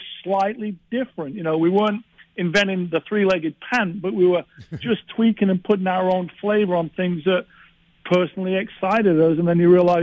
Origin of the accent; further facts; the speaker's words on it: England, United Kingdom; moved away as an adult; being English in L.A. in the 80s